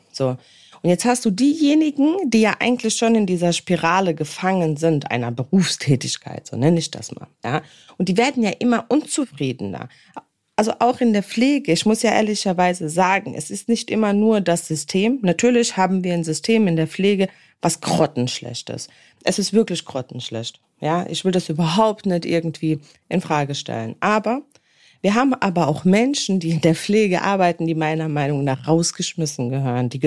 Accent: Worms, Rhineland-Palatinate, Germany; dann kann ich nämlich nicht nur in meiner Heimatstadt chillen, wie zum Beispiel jetzt hier bei mir in Worms.

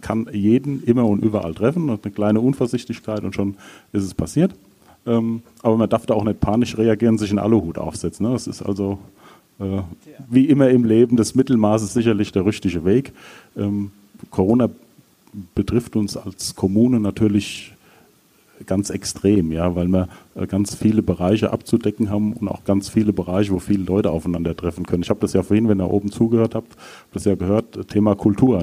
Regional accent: Rosbach vor der Höhe, Hesse, Germany; moved away as an adult; also born or lived in Kassel; now in Ockstadt, Germany; gebürtiger Rossbacher

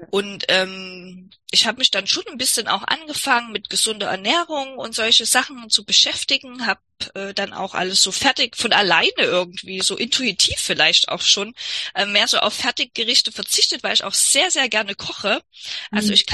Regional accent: East Germany, Germany; ich komme aus der DDR, ich frage mich auch, welcher Arzt in der DDR dir da je hätte äh, helfen können.

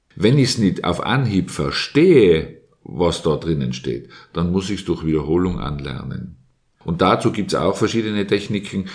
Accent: Innsbruck, Tyrol, Austria; ich bin in Innsbruck aufgewachsen

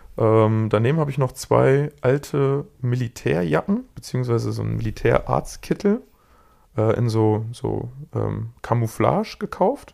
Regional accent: Germany; bei uns in Deutschland

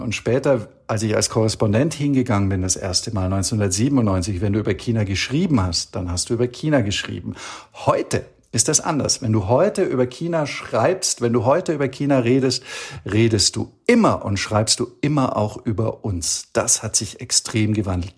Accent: Allgäu, Bavaria, Germany; moved away as an adult; also born or lived in Istanbul / Beijing; now in Copenhagen, Denmark; im Allgäu, wo ich herkomme, bei den anderen Großeltern

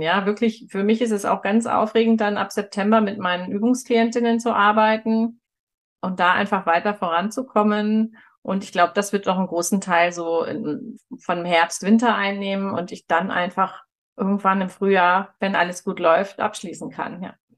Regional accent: Northern Germany, Germany; moved away as an adult; now in Munich, Germany; Ich bin ja in Norddeutschland aufgewachsen und da haben wir keine Berge.

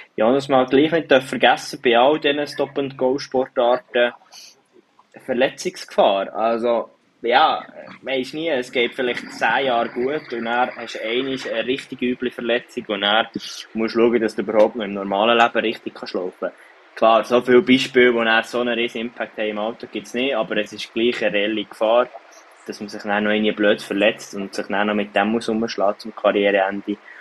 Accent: Switzerland; von uns Schweizer

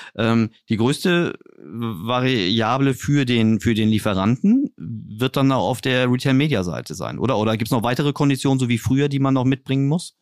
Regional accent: Berlin, Germany; ich komme jetzt hier aus Berlin

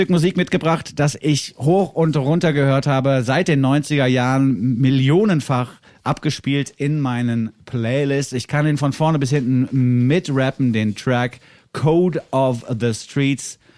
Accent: Frankfurt, Hesse, Germany; Ne, weil ich bin zwar aus Frankfurt hierher gekommen, was auch schon eine Großstadt ist

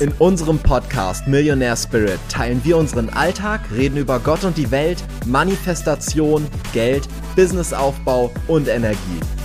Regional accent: Lower Rhine village near Düsseldorf, North Rhine-Westphalia, Germany; moved away as an adult; also born or lived in Vienna, Austria; now in Cyprus; wenn mich einer fragt, wo kommst du her, sage ich aber trotzdem immer, ich bin in Düsseldorf aufgewachsen

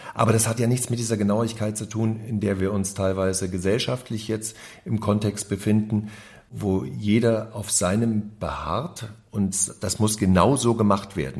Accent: GDR, East Germany, Germany; now in Berlin, Germany; Wir kommen ja aus dem Gruppenwahn DDR

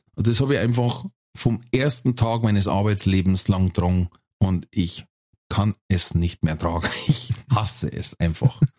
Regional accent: Germany; bei uns in Deutschland

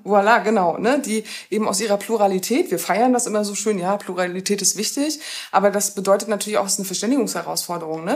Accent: Rostock, Mecklenburg-Vorpommern, Germany; moved away as an adult; also born or lived in Cologne / Berlin / Jena; now in Görlitz, Germany; bin eben Kind aus Rostock, das heißt, bin Ostdeutscher

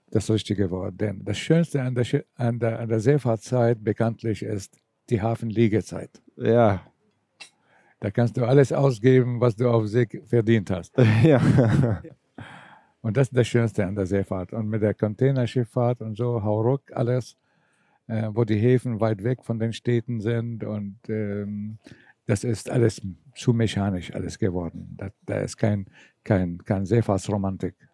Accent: Syria; Ich komme zwar aus Syrien, aber meine Eltern sind griechisch. Sie, sie waren früher Flüchtlinge und sie sind in Syrien gelandet.

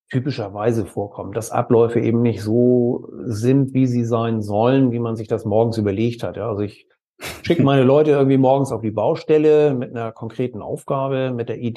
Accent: Kiel, Schleswig-Holstein, Germany; wir kommen aus Norddeutschland, genauer gesagt aus Kiel äh, aus dem schönen Schleswig-Holstein

